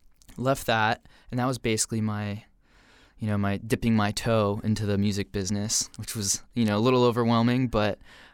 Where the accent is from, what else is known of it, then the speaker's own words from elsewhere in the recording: San Diego, California, United States; moved away as an adult; now in Los Angeles, United States; So I born and raised in San Diego. Grew up basically on the beach. And I miss it every day now, living in L.A., but grew up in San Diego.